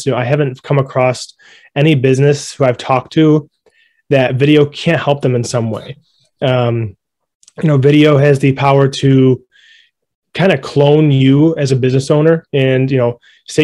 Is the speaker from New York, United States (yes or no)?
yes; Rochester, New York, United States; moved away as an adult; now in Buffalo, United States; I'm originally from Rochester, but I've lived in Buffalo for about 5 or 6 years